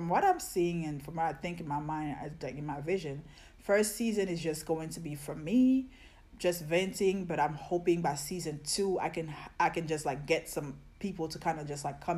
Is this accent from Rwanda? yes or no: no; Côte d’Ivoire; moved away; also born or lived in New York; I'm West African, like I'm from Ivory Coast, Cote d'Ivoire